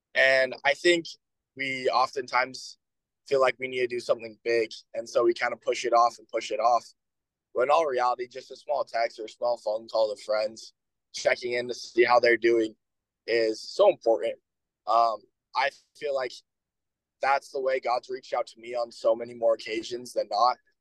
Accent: Bountiful, Utah, United States; now in Logan, United States; from Bountiful, Utah

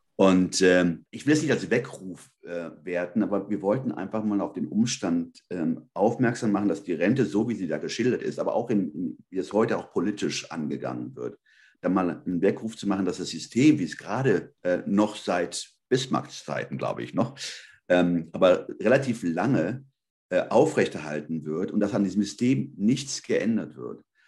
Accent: Germany; also born or lived in Spain (ancestry); Ich bin Spanier. Ich sage immer zweite Hand. Also ich bin hier aufgewachsen, meine Eltern sind ja in den 60er Jahren rübergekommen.

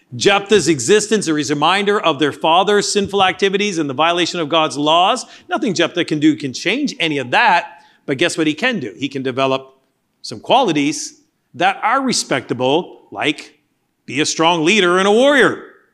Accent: Canada; moved away; Growing up in Canada, much of the history was learning about the colonialists

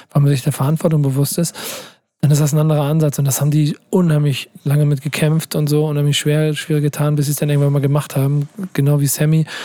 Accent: Cologne, North Rhine-Westphalia, Germany; Ich als Kölner bist, ne?

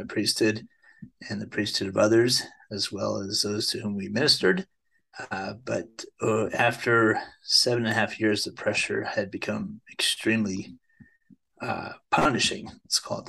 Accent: East Coast, United States; moved away as an adult; also born or lived in Indiana; I was born and raised on the East Coast, and my mom's side of the family is from Indiana

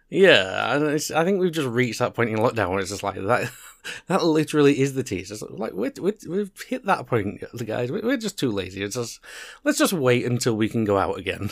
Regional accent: United Kingdom; two British guys

